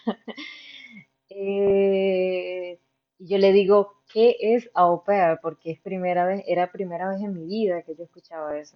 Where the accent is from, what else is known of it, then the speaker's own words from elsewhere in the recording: Barinas, Venezuela; moved away as an adult; also born or lived in Mérida, Venezuela / Valencia, Venezuela; now in Hamburg, Germany; De Venezuela yo vengo de Barinas, una ciudad pequeñita al occidente del país